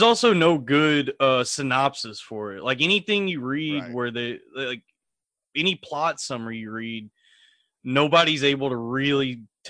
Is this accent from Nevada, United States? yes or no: no; Texas, United States; now in New York, United States; I'm from Texas.